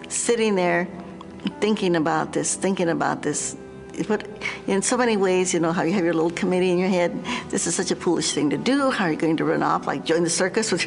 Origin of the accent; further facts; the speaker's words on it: New Mexico, United States; I grew up in New Mexico